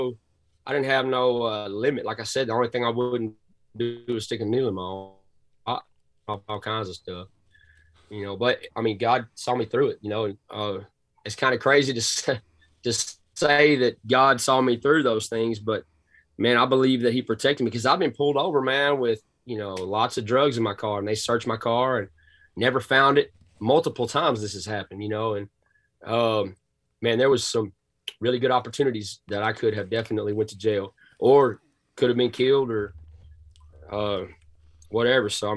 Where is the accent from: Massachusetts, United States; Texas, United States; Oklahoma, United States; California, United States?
Texas, United States; Cass County, Northeast; accent: thick Southern drawl; I'm from Texas, man. Born and raised in Northeast Texas, Cass County